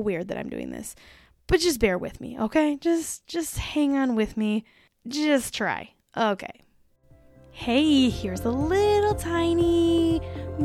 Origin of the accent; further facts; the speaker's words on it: Driftless region, Wisconsin, United States; we are originally from Wisconsin in the middle of nowhere in the Driftless region